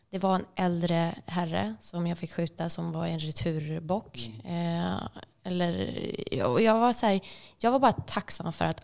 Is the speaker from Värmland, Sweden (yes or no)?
no; Stockholm, Stockholm County, Sweden; Men på grund av att man då säger att oh, jag är från Stockholm